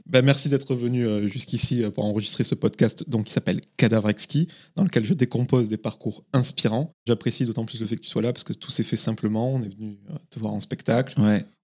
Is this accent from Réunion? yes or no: no; Laval, Quebec, Canada; accent: mix of Québécois and French (Maghrebi-tinged) accent; also born or lived in Saint-Eustache, Quebec; je suis né là. Saint-Eustache et j'ai grandi à Laval, juste à côté.